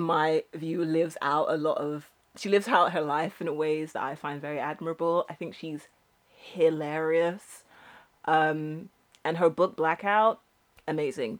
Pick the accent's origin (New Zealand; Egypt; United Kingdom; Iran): United Kingdom; I'm British.